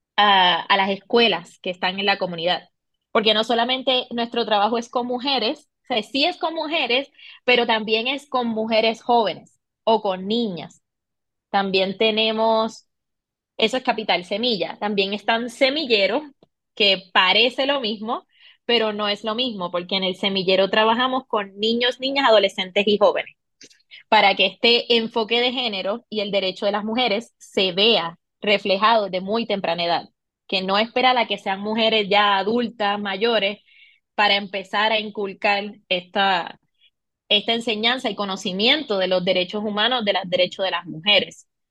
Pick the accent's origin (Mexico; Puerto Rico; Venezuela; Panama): Puerto Rico; moved away as an adult; now in Bogotá, Colombia; soy de Puerto Rico, de la isla, del encanto